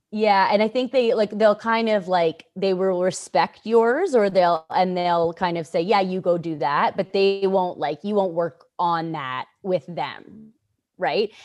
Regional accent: Canada; I'm from Canada

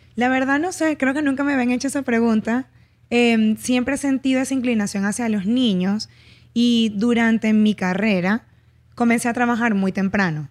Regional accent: Barquisimeto, Lara, Venezuela; en mi ciudad, yo soy de Barquisimeto, no había psicología en ese entonces.

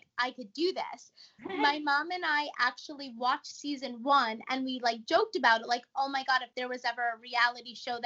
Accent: New York, United States; we're all from New York. So they're very loud and like they have very like vivid accents

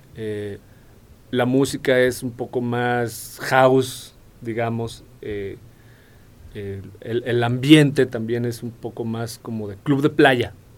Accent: Colima, Mexico; now in Querétaro, Mexico; yo soy de Colima y me casé con una capulqueña

